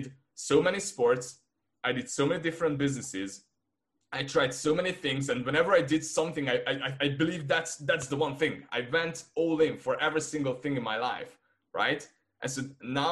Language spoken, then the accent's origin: English; Hungary; first language Hungarian; English is a second language; I'm from Hungary